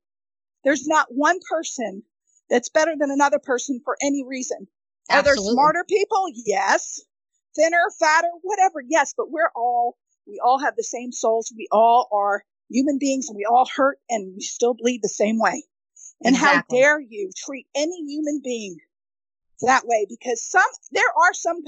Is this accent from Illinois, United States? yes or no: no; New York, United States; moved away; also born or lived in Connecticut / Midwest; growing up in New York to moving to, you know, Connecticut, then moving to the Midwest